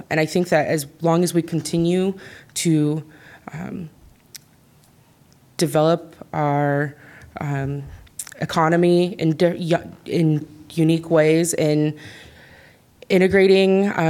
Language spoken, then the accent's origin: English; Iowa City, Iowa, United States; As a young woman of color growing up in Iowa City